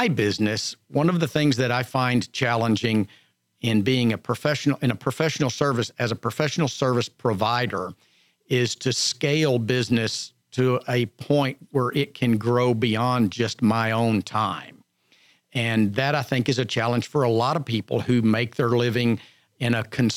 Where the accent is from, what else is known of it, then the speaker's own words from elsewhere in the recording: Montgomery County, Texas, United States; I was born and raised in Montgomery County, and not terribly far from here